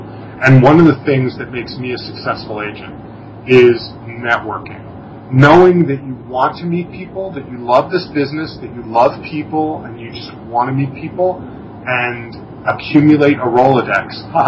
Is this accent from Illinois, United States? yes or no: no; Massapequa Park, New York, United States; accent: bridge and tunnel; But I grew up in Massapequa Park, Long Island, and it was very much like that character Coffee Talk.